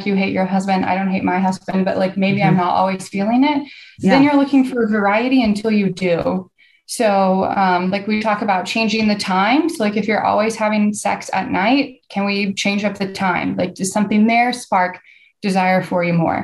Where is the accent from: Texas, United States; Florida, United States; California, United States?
Texas, United States; I'm from the South, I'm from Texas